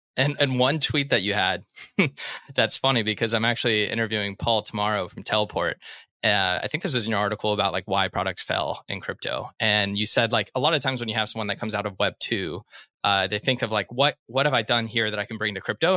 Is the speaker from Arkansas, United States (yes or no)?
yes; Arkansas, United States; I'm from Arkansas